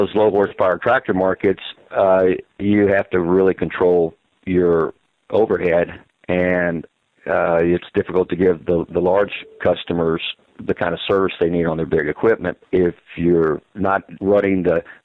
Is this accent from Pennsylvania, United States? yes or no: no; East Bernard, Texas, United States; There is not a hospital any longer in East Bernard, so I was one of the last of a generation to be born in this small town